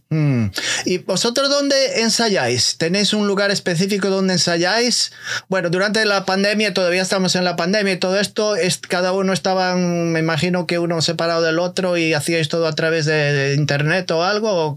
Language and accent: Spanish; Galicia, Spain; yo soy eh, español eh, de Galicia